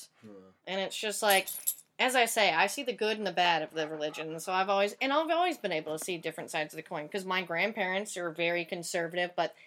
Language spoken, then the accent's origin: English; Tyler, Texas, United States; also born or lived in Dallas; now in Los Angeles, United States; I grew up in the Bible Belt, Tyler, Texas